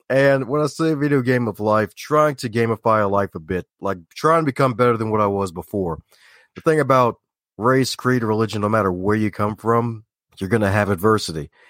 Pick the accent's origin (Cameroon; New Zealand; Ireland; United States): United States; Baltimore, Maryland; Like, you don't sound like you're from Baltimore. Well, that's kind of not true, but true at the same time because a lot of folks from Baltimore don't put the T in there.